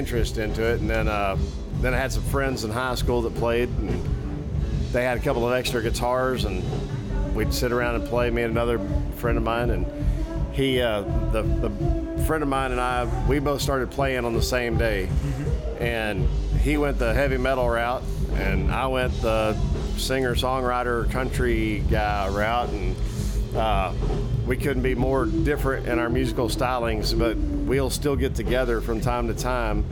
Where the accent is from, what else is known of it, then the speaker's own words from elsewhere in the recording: Hamilton, Texas, United States; also born or lived in Irving, Texas; I was born in Irving and grew up in Hamilton.